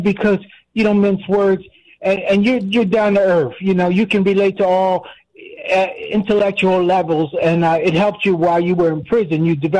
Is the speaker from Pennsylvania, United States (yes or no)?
yes; Philadelphia, Pennsylvania, United States; I'm from Philly.